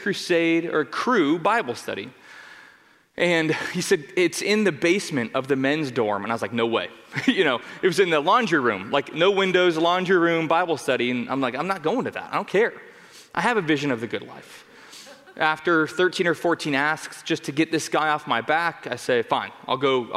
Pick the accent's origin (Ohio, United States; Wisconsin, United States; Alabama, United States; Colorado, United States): Colorado, United States; Denver; also born or lived in Arvada, Colorado; I grew up in Denver, Colorado